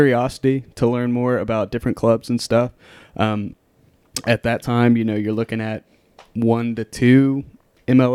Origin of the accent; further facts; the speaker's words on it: Cross Lanes, West Virginia, United States; moved away as an adult; now in Chattanooga, United States; I'm from West Virginia originally.